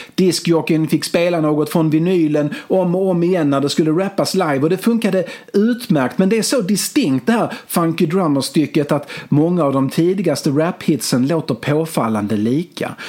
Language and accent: Swedish; Malmö, Skåne, Sweden; Jag växte upp på Limhamn i Malmö, vid havet, vid stranden